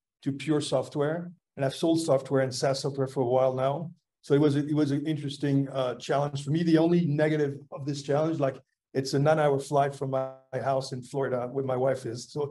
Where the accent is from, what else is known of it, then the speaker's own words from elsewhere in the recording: France; moved away as an adult; also born or lived in Boston, United States; I had some family stuff I had to take care of back in France because I'm from France